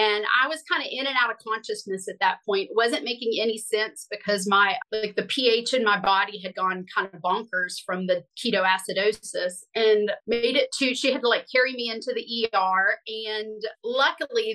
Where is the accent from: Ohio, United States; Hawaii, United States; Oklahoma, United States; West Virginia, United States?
West Virginia, United States; I grew up in West Virginia